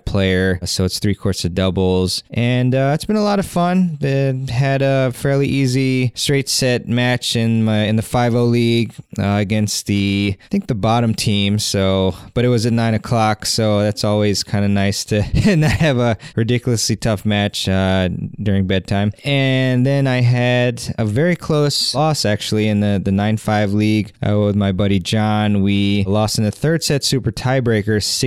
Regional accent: Maryland, United States; where I'm from, Maryland

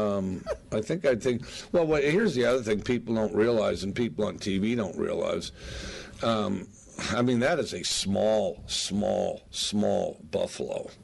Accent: the West, United States; I grew up in the West

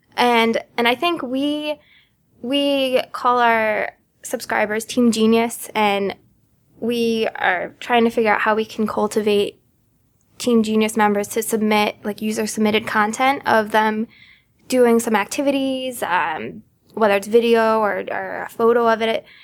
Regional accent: Connecticut, United States; also born or lived in Boston; I am from Connecticut. I moved home after college.

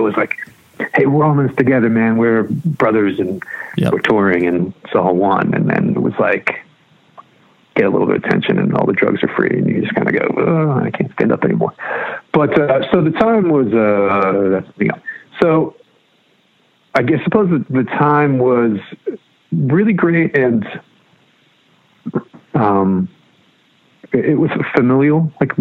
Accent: Massachusetts, United States; moved away as an adult; also born or lived in Bridgewater, Massachusetts / Brockton, Massachusetts / Cape Cod, Massachusetts / Walpole, Massachusetts; I grew up all over Massachusetts, was born in Bridgewater

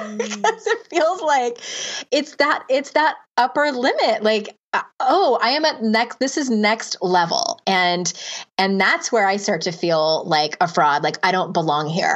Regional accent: San Diego, California, United States; Diego, my hometown

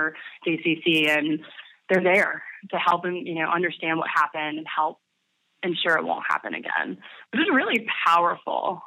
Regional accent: North Carolina, United States; moved away as an adult; also born or lived in Georgia; I'm from North Carolina originally. I'd been living in Georgia for 6 years, but I moved home

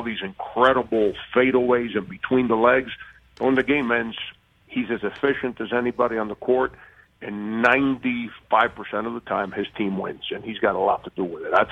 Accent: Miami, Florida, United States; I did that my whole life growing up in Miami

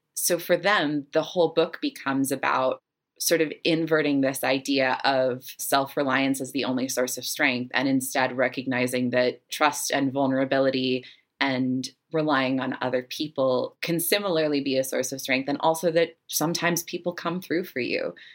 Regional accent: Salt Lake City, Utah, United States; I grew up in Salt Lake City, Utah

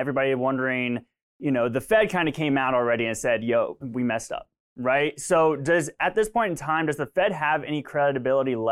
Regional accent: Florida, United States; I'm from Florida, and I've been hit by multiples of, you know, of hurricanes

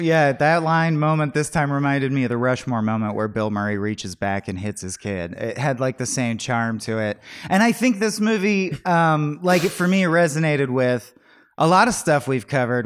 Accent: Southern California, United States; I grew up in Southern California

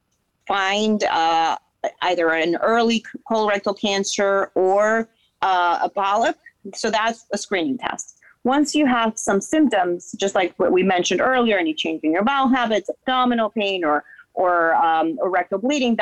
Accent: Dominican Republic; also born or lived in Boston, United States; now in Florida, United States; So I'm from Dominican Republic originally

